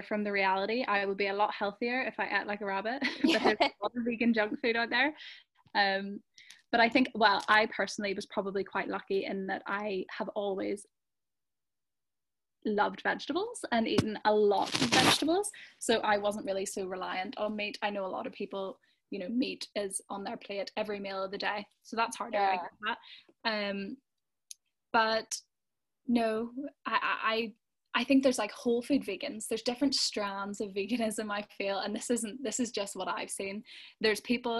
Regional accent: Belfast, Northern Ireland, United Kingdom; I'm from Belfast

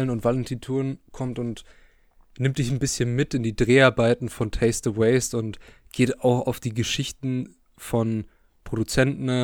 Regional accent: Bavaria, Germany; wir kommen aus dem Süden Deutschlands in der Nähe von Nürnberg

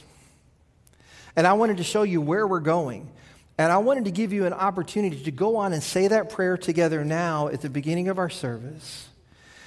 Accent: Kentucky, United States; I grew up in Kentucky

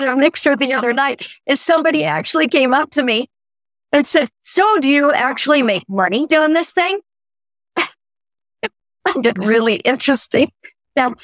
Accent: Oklahoma, United States; moved away; I'm from Oklahoma

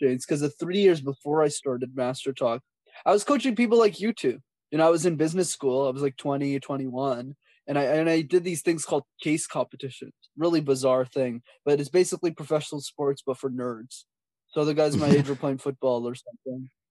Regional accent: Montreal, Quebec, Canada; when I was a kid growing up in Montreal

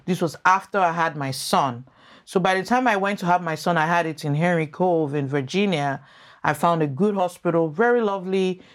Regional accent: Lagos, Nigeria; moved away as an adult; also born or lived in United States / Maryland; now in Canada; I grew up in First Arc in Nigeria

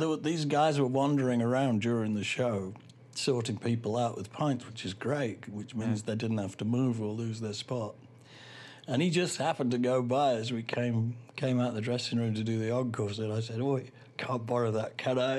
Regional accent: United Kingdom; speaking as a Brit

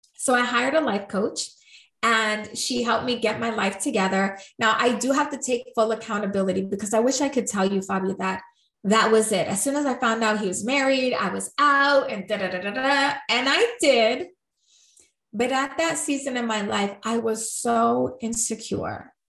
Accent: New York, United States; I'm from New York. I'm Puerto Rican.

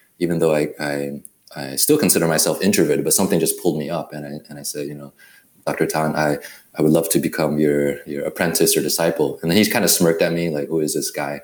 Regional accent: Taiwan; moved away; also born or lived in Berkeley, California; I was born in Taiwan.

